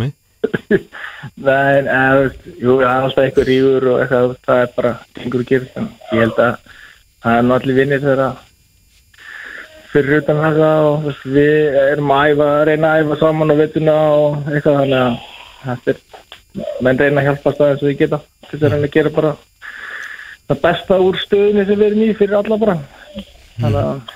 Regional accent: Breiðdalsvík, Eastern Region, Iceland; born or raised there; moved away; also born or lived in Seyðisfjörður

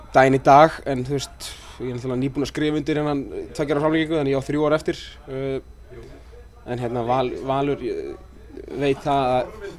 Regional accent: Iceland; moved away as an adult; also born or lived in Örebro, Sweden / Sandnes, Norway; kom aftur heim til Íslands

